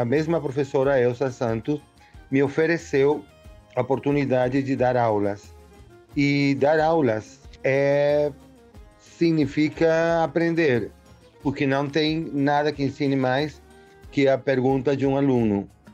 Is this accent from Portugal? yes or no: no; Caracas, Capital District, Venezuela; Portuguese is a second language; also born or lived in Rio de Janeiro, Brazil; eu nasci em Caracas, no 55. Meu pai era militar, minha mãe dona de casa, então é, por volta dos 64, meu pai foi enviado numa missão para o Rio de Janeiro